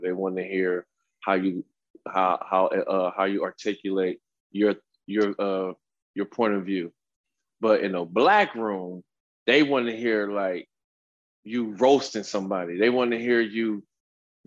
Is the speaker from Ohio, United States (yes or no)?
yes; Cleveland, Ohio, United States; moved away as an adult; also born or lived in Los Angeles; now in San Diego, United States; I grew up in Cleveland